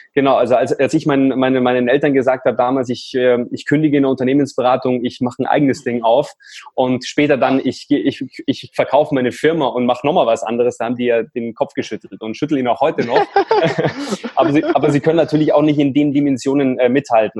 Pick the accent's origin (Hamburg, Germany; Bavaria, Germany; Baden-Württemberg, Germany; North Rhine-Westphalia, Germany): Bavaria, Germany; Munich; Ich komme aus München